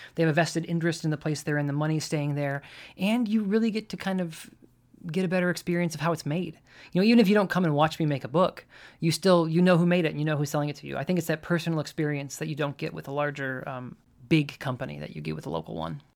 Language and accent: English; Michigan, United States; moved away as an adult; now in Louisville, United States; I grew up in Michigan